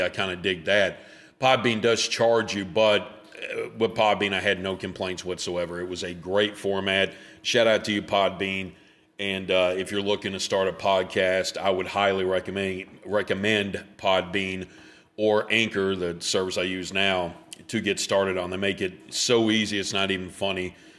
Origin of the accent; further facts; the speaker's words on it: Memphis, Tennessee, United States; I grew up in Memphis